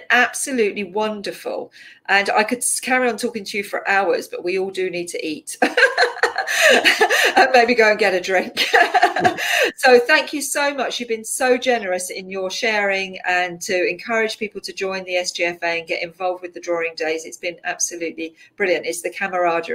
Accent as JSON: {"language": "English", "region": "London", "country": "United Kingdom", "tie": "born or raised there", "said": "I grew up in Southeast London"}